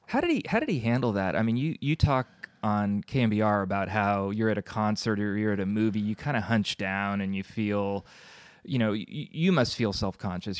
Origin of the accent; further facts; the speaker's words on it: Burlingame, California, United States; also born or lived in Oakland; now in Alameda, United States; I grew up in Burlingame